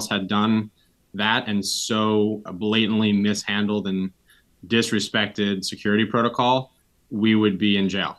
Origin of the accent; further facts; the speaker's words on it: Kingston, New York, United States; I grew up here in Kingston, first capital of New York State